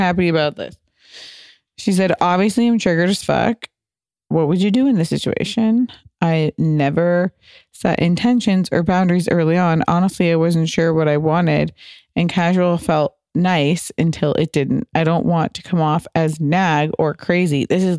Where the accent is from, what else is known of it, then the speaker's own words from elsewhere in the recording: Midwest, United States; He's from Chile. I am from the Midwest.